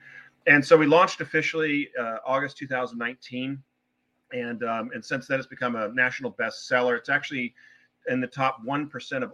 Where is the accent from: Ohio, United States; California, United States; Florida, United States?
California, United States; Newport Beach; moved away; also born or lived in Wellesley, Massachusetts; I'm actually originally from Newport Beach, California